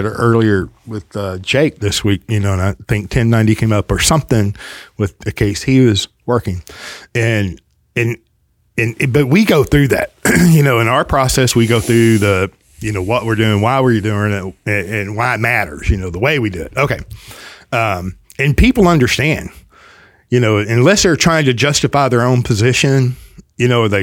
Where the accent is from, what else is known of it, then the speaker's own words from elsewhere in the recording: the South, United States; accent: Southern; also born or lived in Spur, Texas; I'm from the South, and I love my heritage